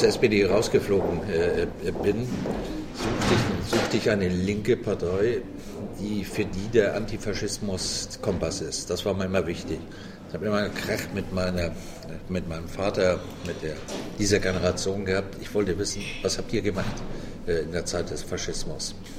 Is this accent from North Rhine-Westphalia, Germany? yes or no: no; Hamburg, Germany; also born or lived in Bavaria; Also ich bin ja zwar nicht gebürtiger Hamburger, geboren bin ich in einem kleinen Dorf in Bayern, aber in Hamburg aufgewachsen